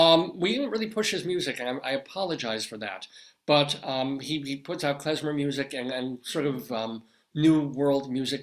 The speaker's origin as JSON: {"language": "English", "area": "Long Island", "region": "New York", "country": "United States", "tie": "born or raised there", "also_born_or_lived": "Colorado", "moved": "yes", "said": "we grew up on Long Island."}